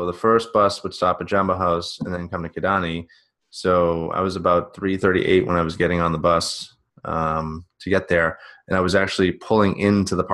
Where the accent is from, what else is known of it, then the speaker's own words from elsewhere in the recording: Northeast, United States; we're all from the Northeast